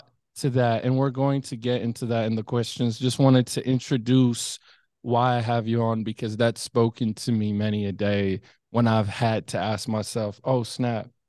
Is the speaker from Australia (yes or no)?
no; Midwest, United States; growing up in the Midwest